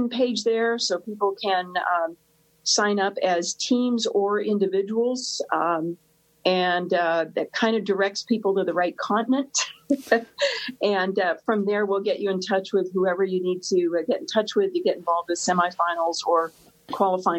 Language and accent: English; United States; We Americans